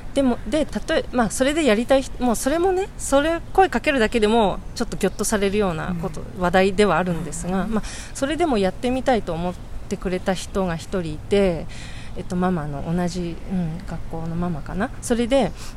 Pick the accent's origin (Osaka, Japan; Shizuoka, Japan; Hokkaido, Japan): Shizuoka, Japan; moved away as an adult; also born or lived in Tokyo / France; now in Kanto, Japan; ずっと育ったのは静岡ですね